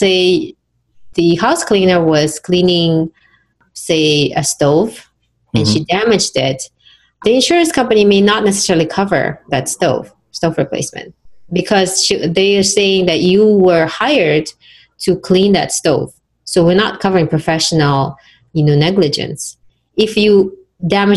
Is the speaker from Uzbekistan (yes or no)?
yes; Uzbekistan; now in United States; my home country, Uzbekistan